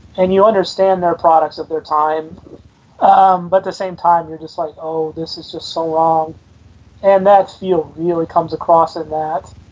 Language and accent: English; Decatur, Illinois, United States; I grew up near Decatur, Illinois, and we had a little amusement park there in Decatur